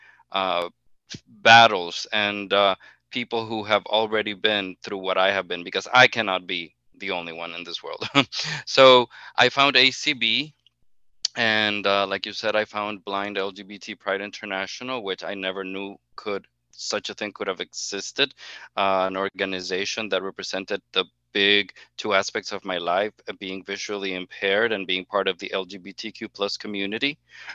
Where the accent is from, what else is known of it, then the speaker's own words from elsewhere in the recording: Honduras; now in Miami, United States; I am originally from Honduras, naturalized citizen, very proud naturalized citizen actually, and been living here for the past 18 years in Miami.